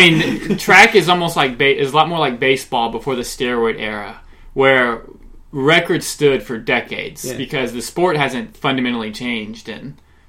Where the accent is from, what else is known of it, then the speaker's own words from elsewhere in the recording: Lilburn, Georgia, United States; And I also love being a native of Atlanta, or really of Lilburn, a.k.a. Thrillburn, Georgia.